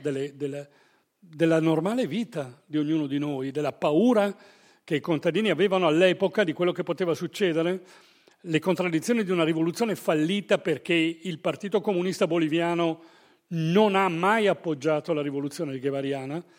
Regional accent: Verona, Veneto, Italy; come diciamo noi a Verona, io sono veronese

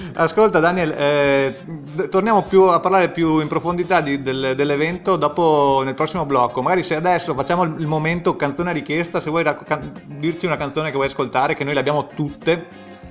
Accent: San Donà di Piave, Veneto, Italy; San Donà di Piave, la mia città natale

